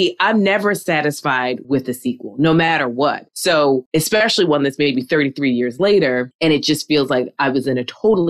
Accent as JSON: {"language": "English", "town": "New York City", "region": "New York", "country": "United States", "tie": "born or raised there", "said": "I was born in Queens"}